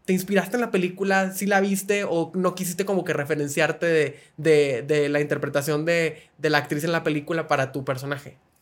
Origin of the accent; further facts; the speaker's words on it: Monterrey, Nuevo León, Mexico; yo que soy de Monterrey